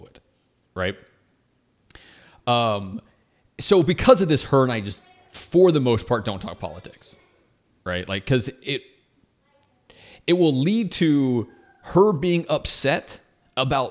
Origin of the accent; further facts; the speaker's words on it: United States; as an American